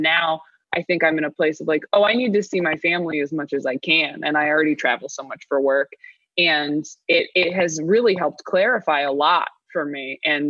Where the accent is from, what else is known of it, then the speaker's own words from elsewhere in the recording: California, United States; I'm from California, so as much as I'd like to move when it's on fire, I'm like, this is where my whole family is.